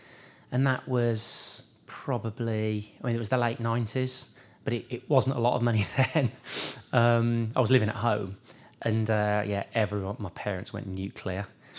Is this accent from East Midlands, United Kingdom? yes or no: no; Birmingham, West Midlands, United Kingdom; Yeah, Birmingham, yeah. So yeah. I was born in Soldy Hill, lived in Birmingham my whole life.